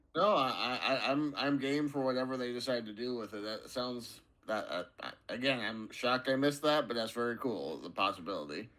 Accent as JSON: {"language": "English", "country": "United States"}